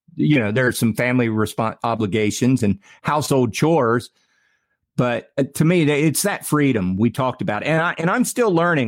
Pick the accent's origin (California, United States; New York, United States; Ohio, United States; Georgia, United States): Ohio, United States; I'm from Ohio.